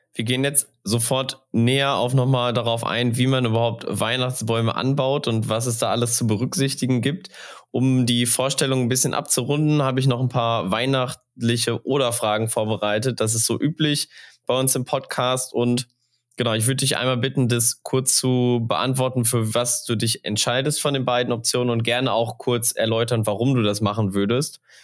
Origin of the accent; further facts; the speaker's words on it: Sauerland, North Rhine-Westphalia, Germany; Als gebürtiger Sauerländer